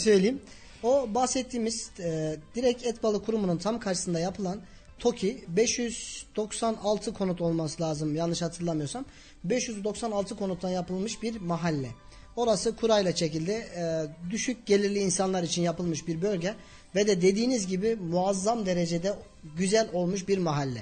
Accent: Kayseri Province, Turkey; also born or lived in Karayazı, Erzurum; 11.08.1987 Erzurum Karayazı doğumluyum. Bir yaşındayken Erzurum'a e, oradaki geçim sıkıntılarından dolayı Kayseri'ye geçtik. 90 ee, şey özür dilerim 88'den beri Kayseri'deyiz.

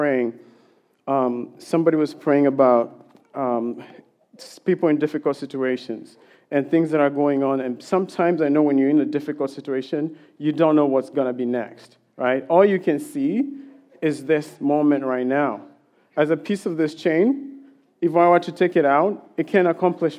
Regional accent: Kenya; moved away; I grew up in Kenya

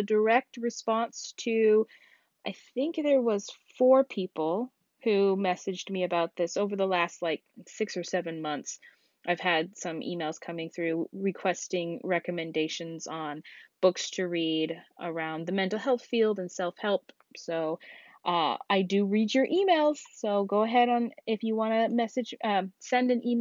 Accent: Alaska, United States; my home state of Alaska

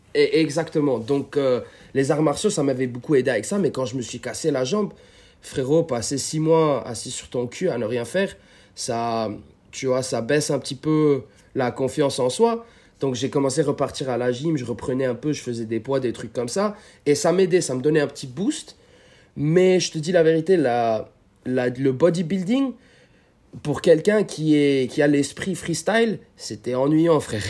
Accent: Lebanon; moved away as an adult; also born or lived in California, United States; now in United States; à la base, je suis libanais et ça fait peut-être 10 ans que j'habite aux États-Unis

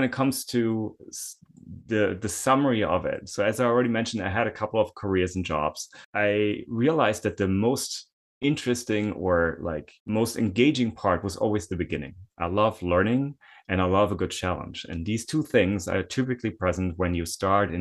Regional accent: Germany; moved away; I'm originally from Germany. I had to do military service

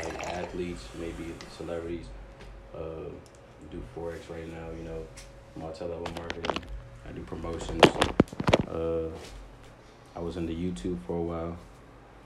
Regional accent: Forestville, Maryland, United States; now in Upper Marlboro, United States; PG County, from Forestville, but stay up in Marlboro right now.

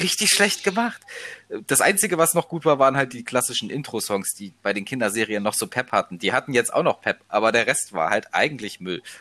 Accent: Leipzig area, Saxony, Germany; also born or lived in Halberstadt; Leipziger Raum, bin Ossi

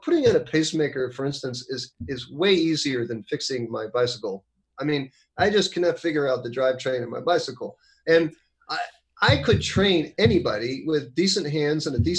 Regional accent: United States

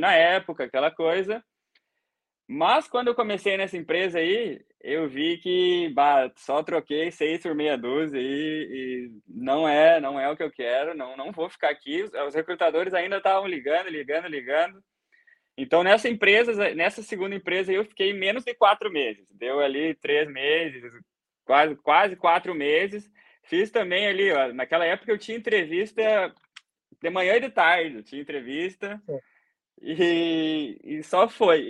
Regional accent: Rio Grande do Sul, Brazil; moved away as an adult; also born or lived in Dublin, Ireland; now in Ireland; eu sou gaúcho, né? Sou do Rio Grande do Sul, lá do Brasa

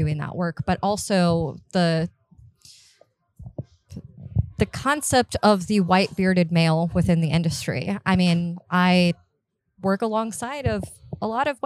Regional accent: Miami, Florida, United States; moved away as an adult; also born or lived in North Carolina; now in Charlotte, United States; born and raised in Miami, I lived in Florida for the majority of my life

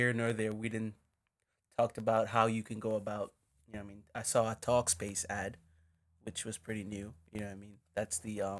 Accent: Jamaica; now in United States; Because we're Jamaican. We're still black, but we're Jamaican. I'd like to say we somehow got radicalized by what we witnessed being here and living American lives.

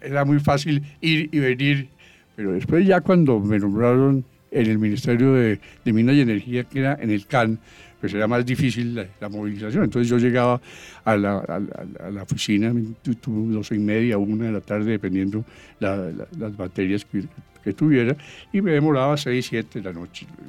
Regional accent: Bogotá, Colombia; hice primaria y parte de bachillerato en el Colegio San Bartolomé de la Merced, los padres jesuitas. Después, en segundo, segundo de, bachillerato, me fui para el, sitio que yo digo que es el mejor colegio de Bogotá

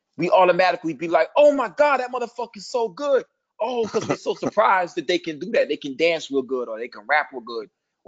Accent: Midwest, United States; I'm from the Midwest. I don't claim New York. I just act like that shit. But everybody know I ain't from there.

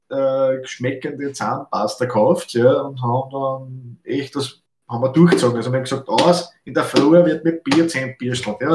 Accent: Austria; Fichtenmoped so, so, sagt man bei uns in Österreich. Ne? Fichtenmoped.

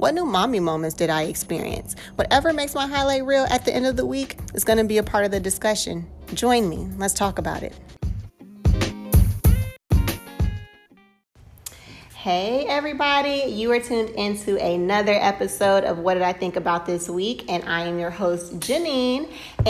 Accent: Atlanta, Georgia, United States; I, of course, was born and raised here

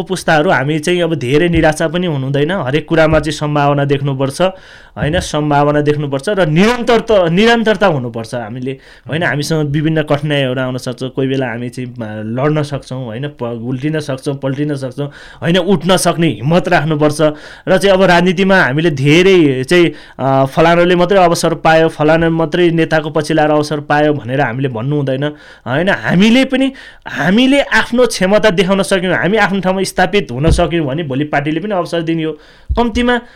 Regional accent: Kshetrapa, Bagmati, Nepal; क्षेत्रपामा मेरो गाउँ क्षेत्रपा होइन

